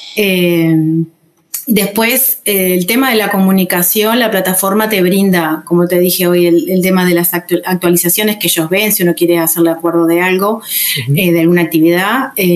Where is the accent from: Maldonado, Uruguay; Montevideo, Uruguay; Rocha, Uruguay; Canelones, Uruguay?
Rocha, Uruguay; soy de Rocha